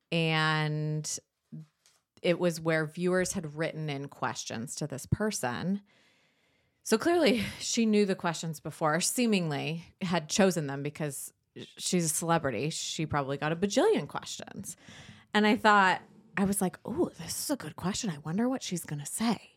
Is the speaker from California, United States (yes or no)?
yes; San Diego, California, United States; I grew up in San Diego.